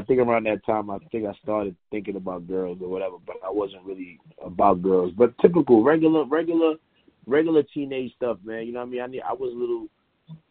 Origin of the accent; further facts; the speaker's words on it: New York City, New York, United States; also born or lived in Queens, New York; I'm originally from Brooklyn, but I've been living in Queens half my life, so 50-50 Brooklyn.